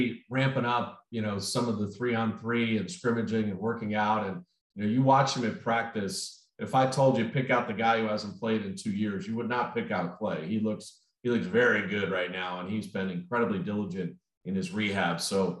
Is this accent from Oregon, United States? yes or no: no; Chicago, Illinois, United States; moved away; also born or lived in Notre Dame, Indiana; I was born in Chicago.